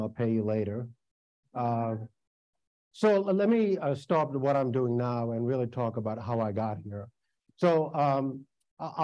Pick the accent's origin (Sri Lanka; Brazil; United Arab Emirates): Sri Lanka; also born or lived in New York; now in United States; I was born in Sri Lanka. My family left there, one of only two lotteries to leave that country before the beginning of the Civil War